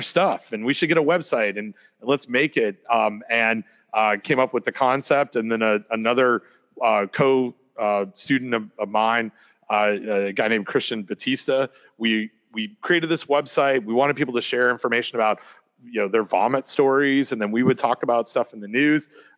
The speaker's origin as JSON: {"language": "English", "country": "Canada", "also_born_or_lived": "New Jersey", "moved": "yes", "lives_now": "North Carolina, United States", "said": "I'm from Canada"}